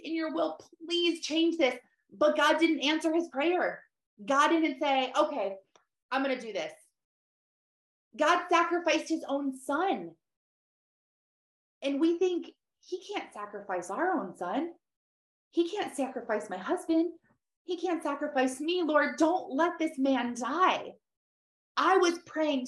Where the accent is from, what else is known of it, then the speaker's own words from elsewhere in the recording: Michigan, United States; I'm from Michigan